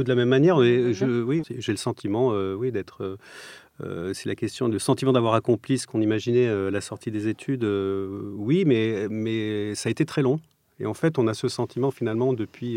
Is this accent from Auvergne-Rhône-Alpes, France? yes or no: no; Provence-Alpes-Côte d'Azur, France; moved away; also born or lived in Strasbourg; j'ai grandi dans le sud de la France, sur la côte d'Azur